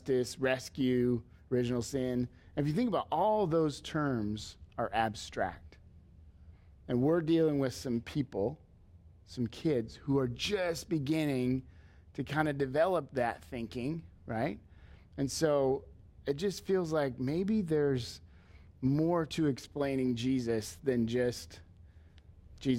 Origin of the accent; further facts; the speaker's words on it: Leo, United States; growing up in Leo, it was Leo kids.